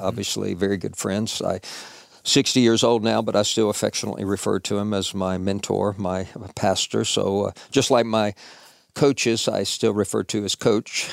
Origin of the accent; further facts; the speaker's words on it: Nashville, Tennessee, United States; now in Murfreesboro, United States; I grew up in Nashville, born and raised